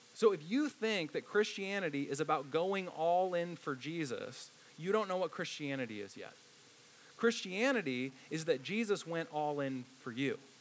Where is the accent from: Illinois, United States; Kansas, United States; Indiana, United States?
Indiana, United States; I grew up in Indiana, so I love the movie Hoosiers